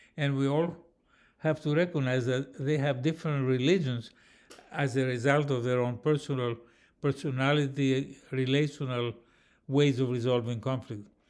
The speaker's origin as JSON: {"language": "English", "town": "Athens", "region": "Attica", "country": "Greece", "said": "I come from Athens, Greece"}